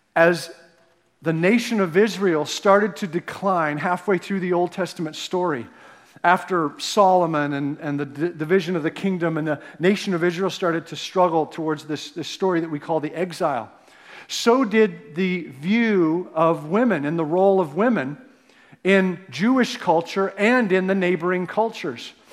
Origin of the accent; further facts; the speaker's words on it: Canada; now in United States; I'm a Canadian